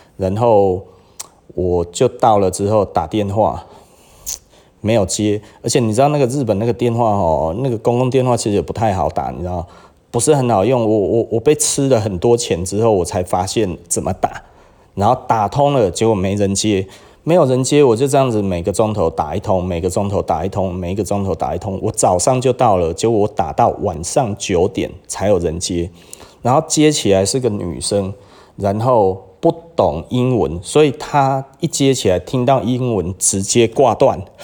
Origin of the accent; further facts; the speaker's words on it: Taiwan; 我们台湾人